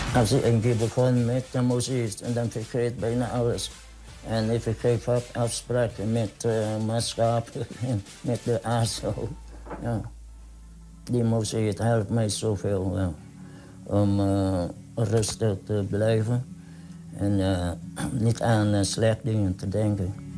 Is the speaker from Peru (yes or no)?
no; Vietnam; Dutch is a second language; now in Netherlands; Ik kom uit Vietnam